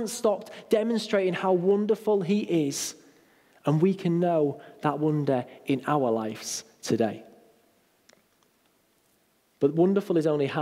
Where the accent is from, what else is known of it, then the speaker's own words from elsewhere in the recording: United Kingdom; We're quite British and reserved